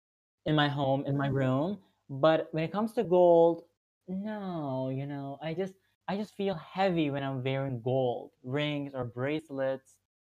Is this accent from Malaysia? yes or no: no; Turkey; I grew up in Turkey